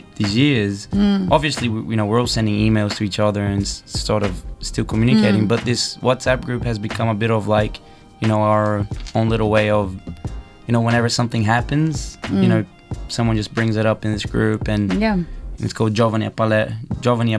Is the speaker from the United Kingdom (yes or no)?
no; Brazil; also born or lived in Australia; now in Brisbane, Australia; I was born in Brazil